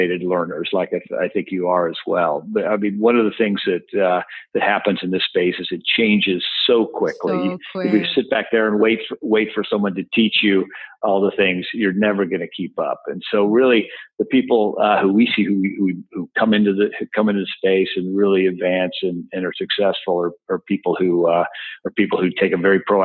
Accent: Texas, United States; I'm a Texan

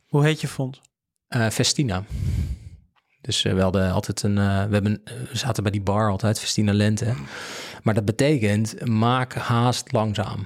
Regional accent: Netherlands; we zijn als Nederlanders

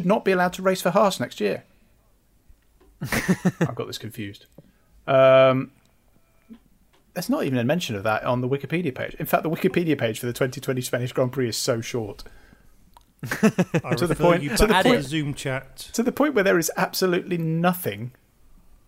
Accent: Worcester, West Midlands, United Kingdom; I was born in Worcester

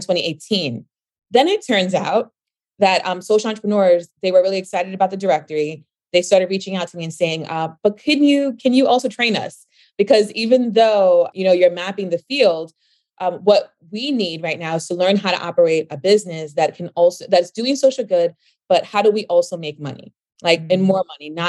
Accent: New York City, New York, United States; being from the Bronx, New York, I came up from the Bronx, New York.

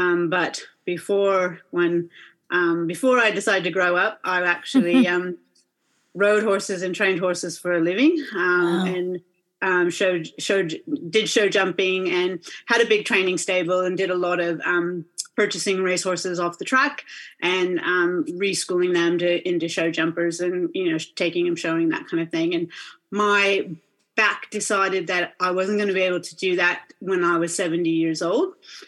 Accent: Washington, United States; accent: American Aussie hybrid; now in Perth, Australia; I do have a bit of a funky American Aussie hybrid blend accent going. So I am originally from Washington State. However, I've been here in Perth, Western Australia for over 20 years now.

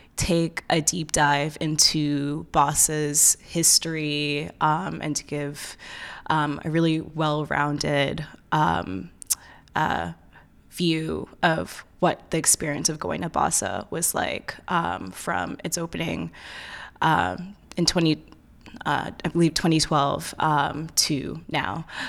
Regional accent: New York, United States; also born or lived in Ohio; I'm from New York, but I went to undergrad in Ohio

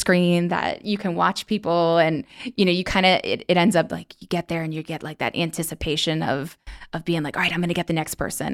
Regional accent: New York, United States; moved away as an adult; now in Orlando, United States; I'm originally from New York

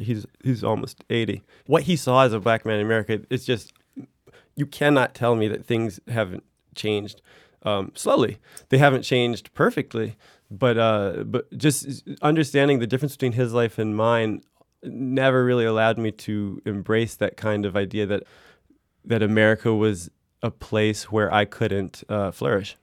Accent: United States; moved away as an adult; now in France; my primary identity in France is as an American

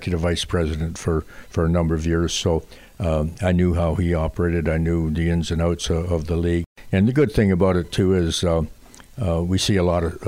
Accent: Canada; I was raised in hockey, obviously, being Canadian

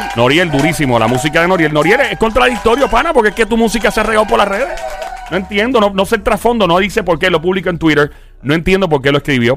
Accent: Caguas, Puerto Rico; el gran pueblo de Cagua donde nací, ahí fui hecho, ahí fui criado

